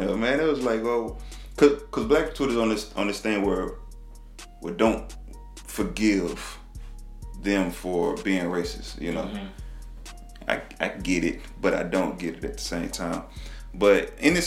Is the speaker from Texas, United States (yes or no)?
yes; Texas, United States; I'm from Texas, man. You know, in Texas, we kind of relate with the South first